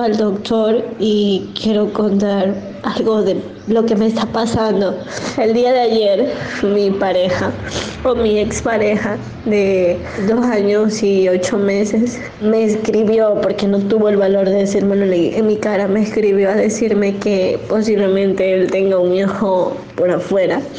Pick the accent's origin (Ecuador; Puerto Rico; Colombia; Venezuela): Ecuador; Soy de Ecuador